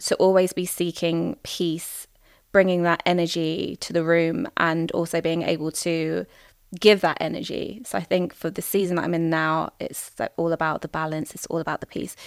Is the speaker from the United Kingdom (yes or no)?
yes; England, United Kingdom; I might be seen as, like, an English woman, British woman.